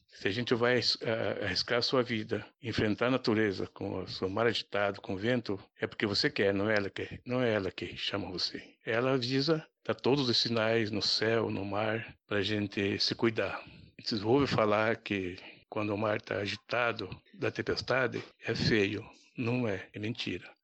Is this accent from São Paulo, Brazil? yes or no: yes; Cananéia, São Paulo, Brazil; sou morador de lá, nascido ali, criado